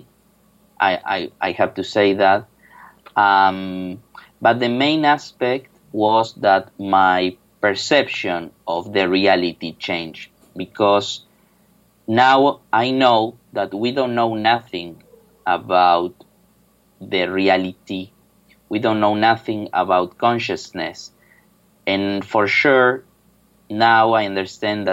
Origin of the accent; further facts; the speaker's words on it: Buenos Aires, Argentina; moved away as an adult; now in Seville, Spain; I'm from Buenos Aires, Argentina